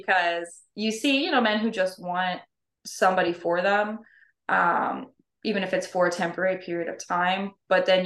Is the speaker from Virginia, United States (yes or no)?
yes; Norfolk, Virginia, United States; also born or lived in Hawaii; I was born and raised in Norfolk, Virginia